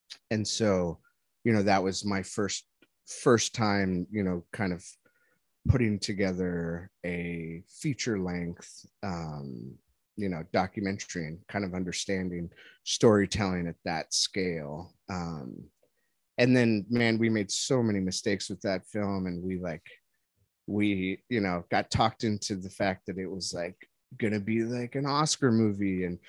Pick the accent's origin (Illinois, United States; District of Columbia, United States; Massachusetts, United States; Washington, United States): Illinois, United States; Chicago; now in California, United States; we're all from Chicago, but we all kind of ended up in California